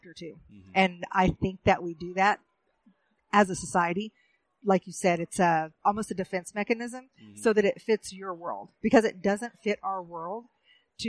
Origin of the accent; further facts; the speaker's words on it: Oklahoma, United States; moved away as an adult; also born or lived in Pine Ridge Reservation / Standing Rock; I'm originally from Oklahoma. I'm a citizen of the Muscogee Creek Nation